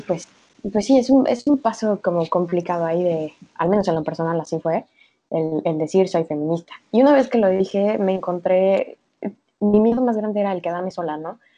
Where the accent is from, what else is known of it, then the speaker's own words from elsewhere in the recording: Mexico; soy mexicana, en un México patriarcal y machista